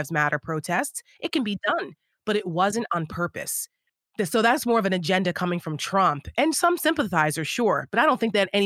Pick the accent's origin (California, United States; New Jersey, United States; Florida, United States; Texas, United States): New Jersey, United States; Bergen County; I'm from Bergen County, New Jersey.